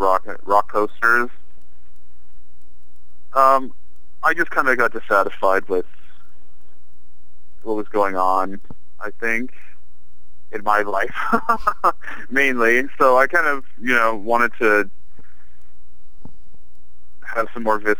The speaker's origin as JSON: {"language": "English", "town": "Regina", "region": "Saskatchewan", "country": "Canada", "also_born_or_lived": "Calgary, Alberta / Montreal", "moved": "as an adult", "lives_now": "Toronto, Canada", "said": "I'm originally from Saskatchewan. From Regina, Saskatchewan."}